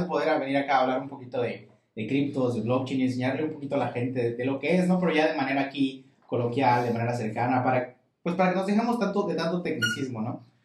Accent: Campeche, Mexico; Nací aquí en Campeche, tengo 23 años.

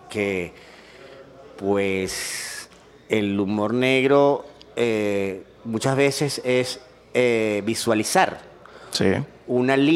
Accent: Bogotá, Colombia; now in Medellín, Colombia; yo me vine de Bogotá porque que la ciudad de la eterna primavera la eterna primavera donde nunca deja de llover.

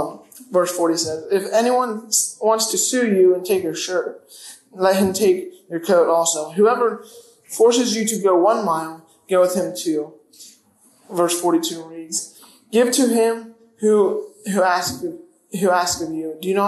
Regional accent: Sebring, Florida, United States; also born or lived in Philippines / Pennsylvania; I am from Sebring via the Philippines, via Pennsylvania. So I'm really from nowhere

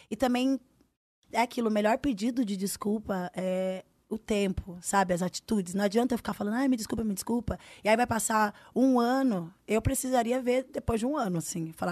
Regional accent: Northeast Region, Brazil; Eu sou do Nordeste, ele é do Sul

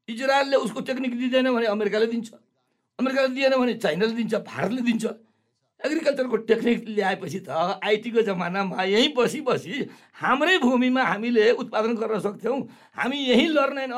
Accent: Sarlahi, Madhesh Province, Nepal; सर्लाहीमा मेरो घर छ मेरो आफ्नो गाउँ छ आफ्नो क्षेत्र छ

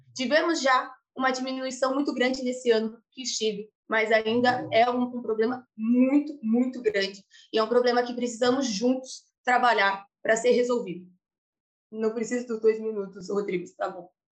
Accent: Brazil; also born or lived in Italy; now in Lisbon, Portugal; nós brasileiros

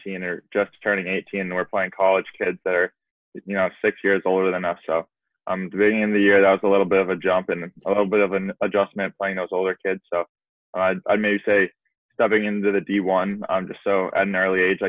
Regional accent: Norwell, Massachusetts, United States; my hometown, Norwell, Massachusetts

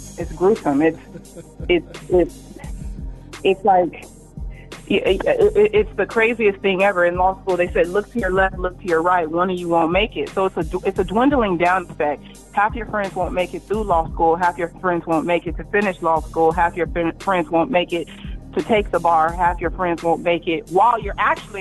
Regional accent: Phoenix, Arizona, United States; moved away as an adult; also born or lived in East Lansing, Michigan; now in Atlanta, United States; I'm from Phoenix, Arizona. Went to raised South Mountain, South Phoenix area

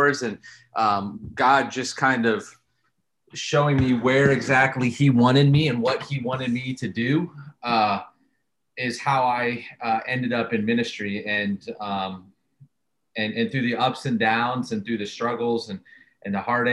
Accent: close to Pittsburgh, Ohio, United States; now in Indiana, United States; I grew up close to Pittsburgh

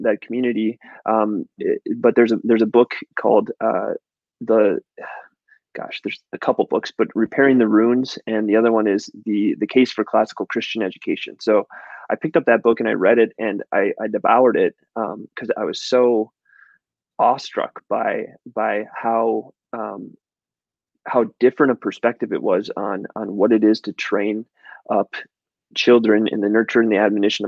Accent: Chisholm, Minnesota, United States; I grew up in Chisholm, Minnesota

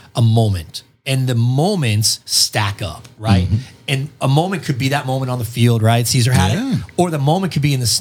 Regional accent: Boston, Massachusetts, United States; moved away; I came from Boston where like, you go to a bar just to debate your buddies all night.

